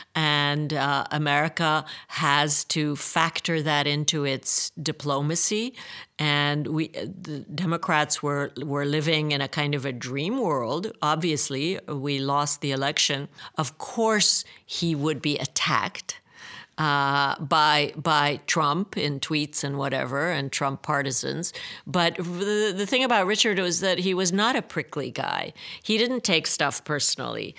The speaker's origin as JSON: {"language": "English", "region": "Budapest", "country": "Hungary", "tie": "born or raised there", "said": "I grew up in Budapest"}